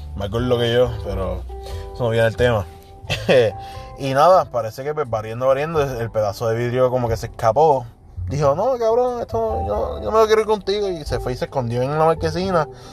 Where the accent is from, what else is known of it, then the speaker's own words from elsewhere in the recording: Puerto Rico; como boricuas que somos